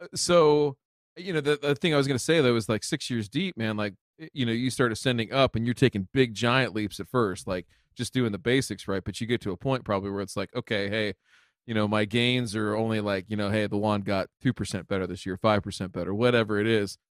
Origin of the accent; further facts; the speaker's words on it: Ohio, United States; my home state.